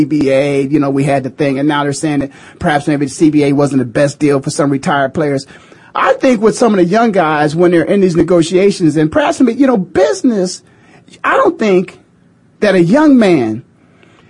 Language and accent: English; Canton, Ohio, United States; I'm born and raised in Canton, Ohio